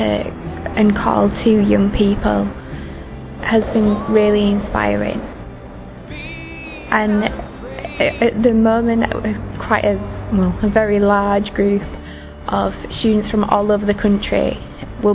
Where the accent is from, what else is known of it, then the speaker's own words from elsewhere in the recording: England, United Kingdom; I'm from England